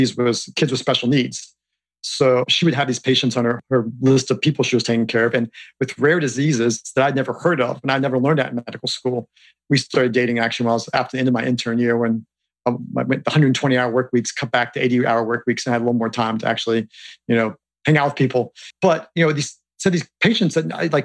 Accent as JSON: {"language": "English", "town": "Harrisonburg", "region": "Virginia", "country": "United States", "tie": "born or raised there", "said": "growing up in Harrisonburg, which is a small town in Virginia"}